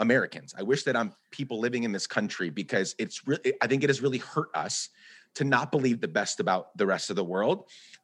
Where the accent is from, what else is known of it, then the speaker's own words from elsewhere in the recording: Guatemala; now in United States; So I grew up in Guatemala. I was born in the U.S., and then my dad is Guatemalan. We moved back there for 10 years